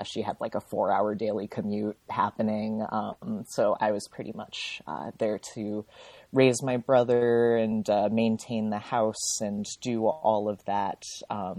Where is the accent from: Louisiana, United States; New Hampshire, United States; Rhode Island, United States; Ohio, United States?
Rhode Island, United States; also born or lived in Minnesota; I was born in Minnesota, really cold. I lived there at the beginning of my life before my parents moved me to Rhode Island